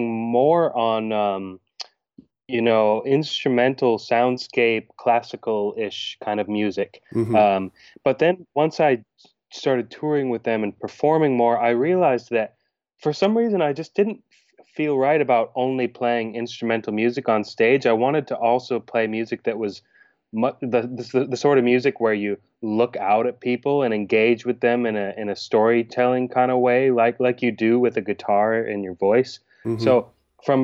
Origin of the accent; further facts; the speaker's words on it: Oregon, United States; moved away; also born or lived in Maine, United States / Denmark; I was born in Maine in the countryside, and then my family got in a Volkswagen van and drove all the way over to Oregon when I was 3.5, 4 years old. And I grew up there